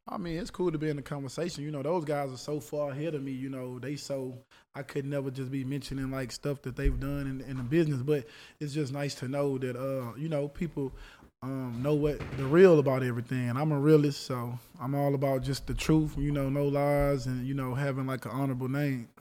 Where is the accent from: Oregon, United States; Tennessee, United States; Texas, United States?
Texas, United States; I'm from Texas